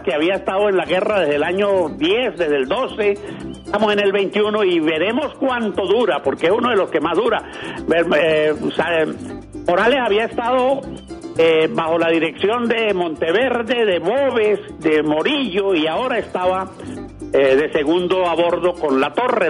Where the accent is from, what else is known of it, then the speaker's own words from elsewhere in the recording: Pregonero, Táchira, Venezuela; now in Boconó, Venezuela; Yo soy de un pueblo que llama Pregonero, en el estado Táchira, vivo en Boconó